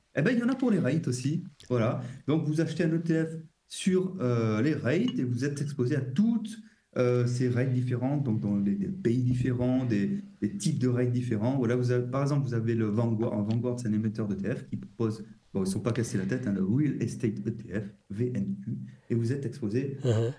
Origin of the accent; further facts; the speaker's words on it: France; nous en tant que Français